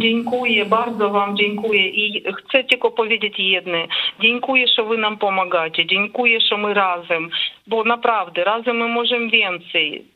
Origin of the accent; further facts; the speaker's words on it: Ukraine; Polish is a second language; moved away; jako Ukraińcy